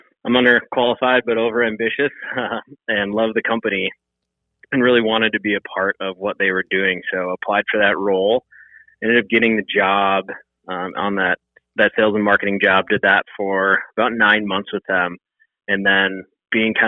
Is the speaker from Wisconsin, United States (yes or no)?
yes; Wisconsin, United States; I grew up in the Midwest, born in Wisconsin, spent the majority of my life in the state of Wisconsin.